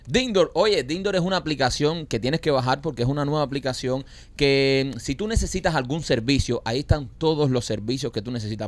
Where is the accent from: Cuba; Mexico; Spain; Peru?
Cuba; now in United States; nosotros que vivimos en Cuba